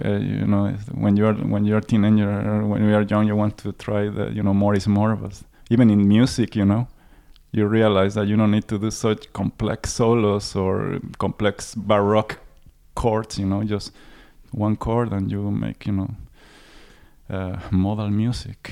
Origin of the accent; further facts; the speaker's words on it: Mexico City, Mexico; moved away; I come from Mexico City